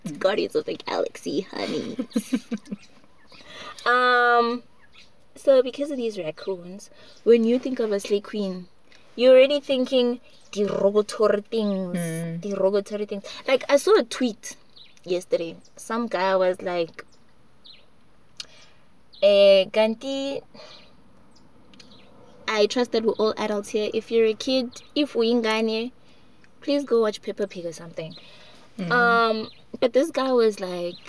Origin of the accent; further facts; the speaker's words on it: Johannesburg, Gauteng, South Africa; I was born in Joburg and I speak isiZulu like 85% of the time